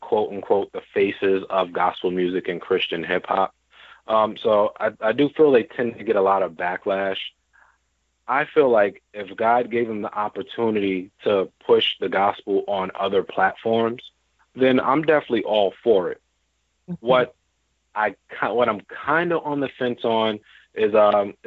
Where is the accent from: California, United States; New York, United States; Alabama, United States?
New York, United States; I grew up in New York, born and raised in New York